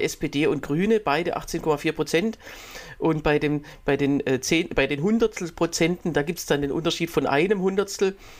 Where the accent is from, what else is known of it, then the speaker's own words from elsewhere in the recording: Berlin, Germany; bei uns in Berlin